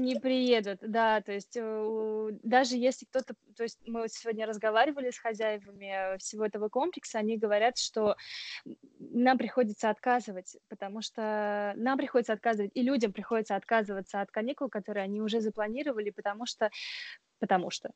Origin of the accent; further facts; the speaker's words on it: Oryol Oblast, Russia; now in Strasbourg, France; я, например, из Орловской области